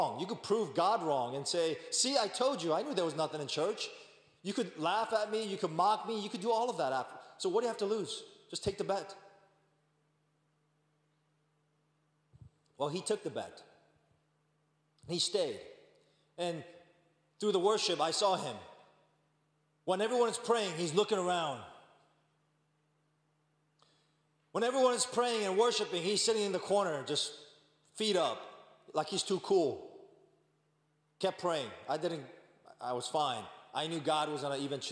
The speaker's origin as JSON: {"language": "English", "region": "New York", "country": "United States", "said": "I'm from New York"}